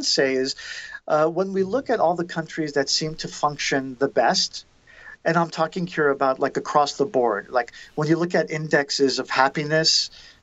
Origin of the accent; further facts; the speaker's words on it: United States; now in Armenia; as an American